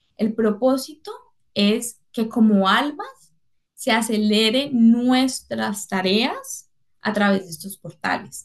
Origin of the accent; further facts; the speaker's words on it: Cali, Valle del Cauca, Colombia; soy caleña